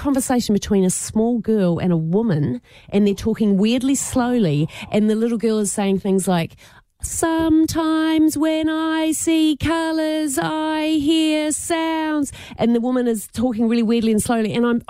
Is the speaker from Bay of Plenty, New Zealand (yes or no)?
no; Christchurch, Canterbury, New Zealand; moved away; I'm from Christchurch, and I was there last year.